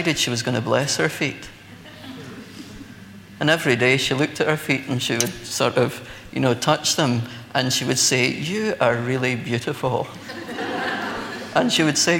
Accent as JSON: {"language": "English", "region": "Scotland", "country": "United Kingdom", "said": "as a Scotsman"}